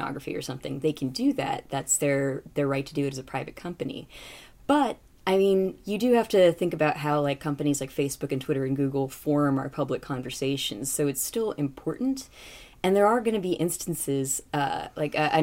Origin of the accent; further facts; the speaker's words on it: California, United States; moved away as an adult; also born or lived in New York; now in Washington, D.C., United States; I'm from California